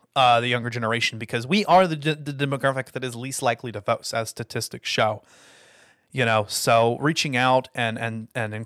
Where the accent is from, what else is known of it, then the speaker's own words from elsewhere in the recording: United States; as the American people